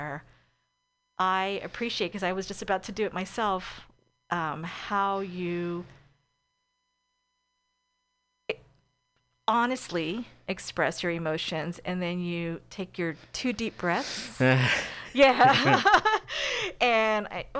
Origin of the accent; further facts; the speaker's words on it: East Bay, California, United States; I'm from the East Bay